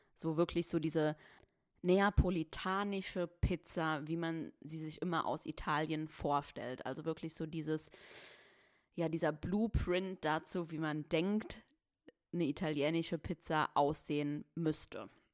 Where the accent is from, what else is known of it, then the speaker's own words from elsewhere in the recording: Saarbrücken, Saarland, Germany; ich komme aus Saarbrücken